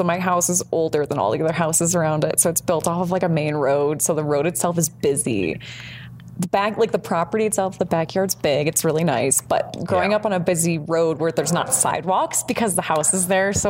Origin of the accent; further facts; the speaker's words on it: Michigan, United States; growing up in Michigan